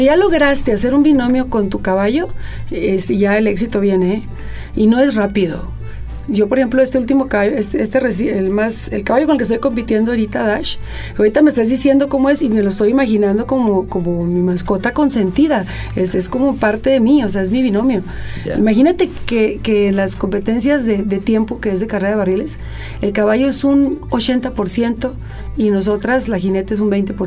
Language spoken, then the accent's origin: Spanish; Hermosillo, Sonora, Mexico; now in Coahuila, Mexico; Yo nací en Hermosillo, donde viví la primera parte de mi vida